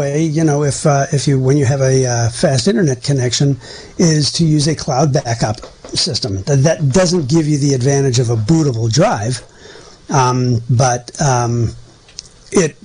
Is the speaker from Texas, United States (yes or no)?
no; Western Pennsylvania, United States; moved away; I'm from Western Pennsylvania.